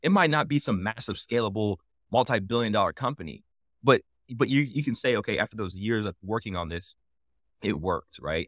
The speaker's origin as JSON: {"language": "English", "town": "Indianapolis", "region": "Indiana", "country": "United States", "tie": "born or raised there", "said": "I'm from Indianapolis, hometown, like, something near and dear to my heart"}